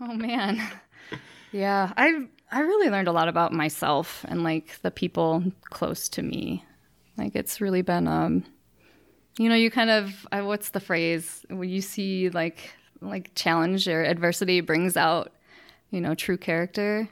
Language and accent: English; Freeport, Illinois, United States; now in Cheyenne, United States; I'm from Freeport, Illinois, which is a small town in, uh, northwest Illinois.